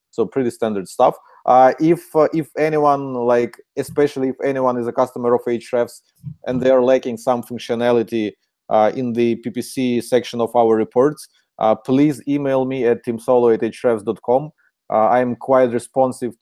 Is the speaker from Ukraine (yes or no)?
yes; Ukraine; accent: Ukrainian; English is a second language; This is Ukrainian accent